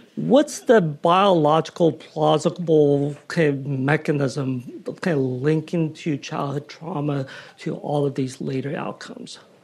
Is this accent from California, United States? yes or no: yes; California, United States; as a Californian